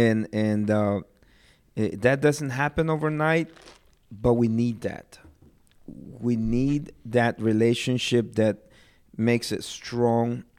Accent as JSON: {"language": "English", "country": "Guatemala", "moved": "yes", "lives_now": "United States", "said": "I'm from Guatemala."}